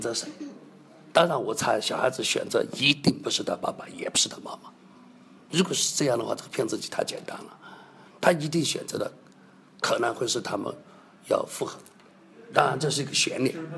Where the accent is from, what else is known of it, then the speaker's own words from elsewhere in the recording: China; 我们中国人